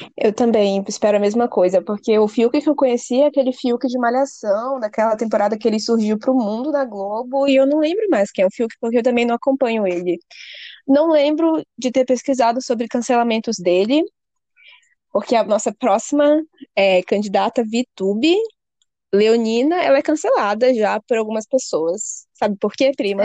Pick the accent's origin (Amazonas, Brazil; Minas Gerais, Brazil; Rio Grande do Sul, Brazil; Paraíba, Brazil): Amazonas, Brazil; Manaus; now in São Paulo, Brazil; Eu moro em São Paulo, ela mora em Manaus, nós dois somos de Manaus, mas eu moro aqui